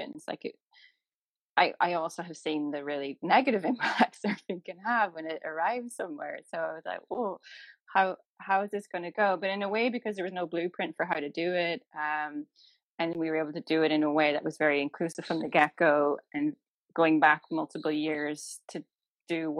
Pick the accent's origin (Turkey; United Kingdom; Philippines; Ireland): Ireland; where I grew up in Ireland